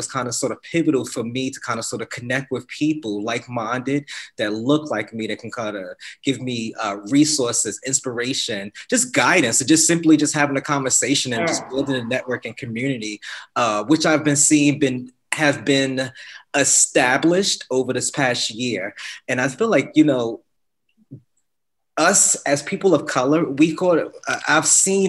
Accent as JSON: {"language": "English", "town": "Newark", "region": "New Jersey", "country": "United States", "tie": "born or raised there", "said": "born and raised in Newark, New Jersey."}